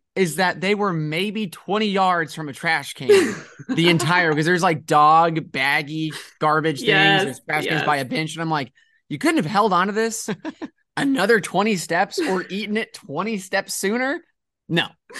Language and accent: English; Northeast, United States; now in Fayetteville, United States; I'm from the Northeast